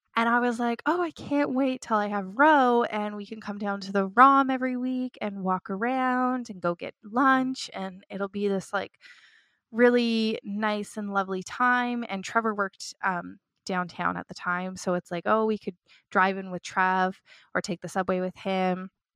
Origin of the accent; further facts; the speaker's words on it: Toronto, Ontario, Canada; moved away as an adult; I grew up in Toronto